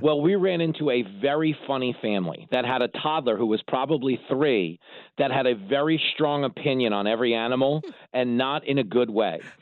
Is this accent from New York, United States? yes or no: yes; Levittown, New York, United States; growing up on Long Island in Levittown, New York